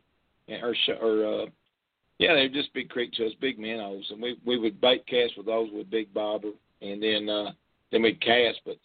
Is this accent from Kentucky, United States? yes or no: yes; West Paducah, Kentucky, United States; from West Paducah. Grew up there all my life